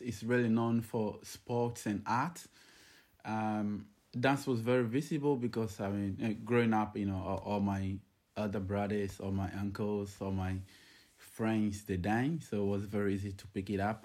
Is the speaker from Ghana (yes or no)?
yes; Ghana; moved away as an adult; now in Sydney, Australia; I'm, uh, originally from Ghana, I've been in Sydney, uh, for over ten years now